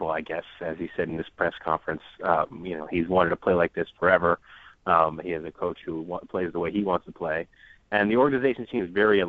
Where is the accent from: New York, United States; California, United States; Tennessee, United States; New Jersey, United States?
New York, United States; now in Washington, D.C., United States; I'm actually from New York originally